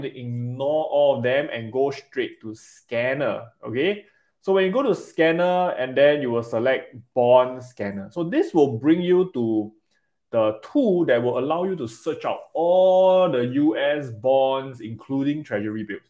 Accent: Singapore; I'm a Singaporean

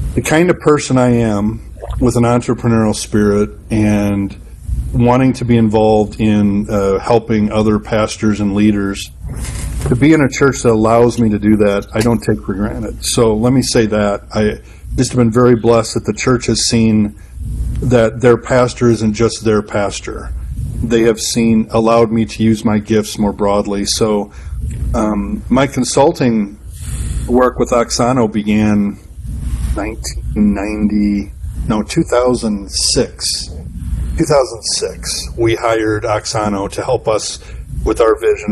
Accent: Madison, Wisconsin, United States; I'm from Madison, Wisconsin.

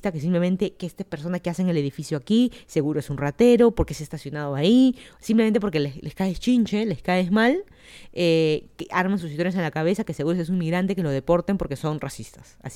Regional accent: Mexico; Ellos ni saben que los países y ellos nosotros somos mexicanos.

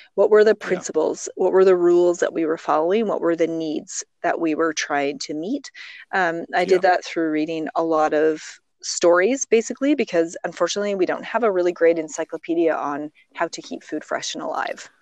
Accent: Olds, Alberta, Canada; also born or lived in Calgary; originally I'm actually from Alberta. I grew up in oh, the okay. prairies. I grew up in many communities, primarily olds, and then moved to Calgary in my, you know, late

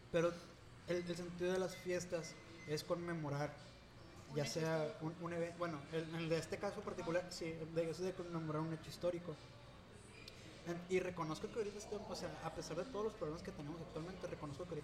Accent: Sonora, Mexico; Y siendo México un, país tan diverso, yo me siento bien arraigado a Sonora.

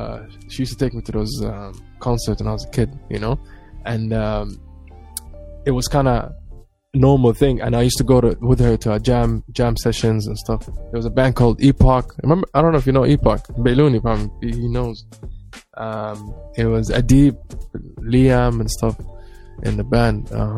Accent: Abu Dhabi, United Arab Emirates; Black Somali, displays skateboard and listens to metal.

